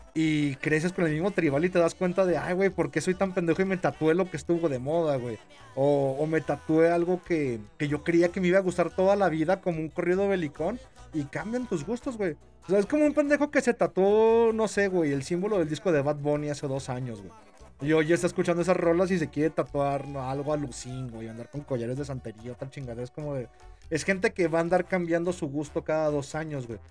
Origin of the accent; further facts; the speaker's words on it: Mexico; yo como mexicano